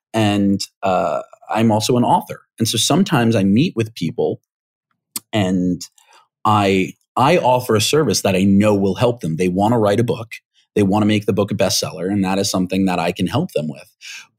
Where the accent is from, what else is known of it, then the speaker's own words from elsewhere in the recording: New York, United States; I grew up here in the States, and I grew up in New York, and so my mannerisms, my vocal mannerisms and my idiomatic phraseology is pretty consistent with having grown up there.